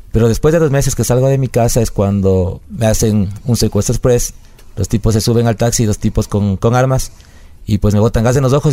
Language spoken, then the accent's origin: Spanish; El Corazón, Cotopaxi, Ecuador; also born or lived in Quevedo; nací en Quevedo, pero toda mi vida viví en El Corazón, que es un es un, una parroquia del cantón Pangua de la provincia de Cotopaxi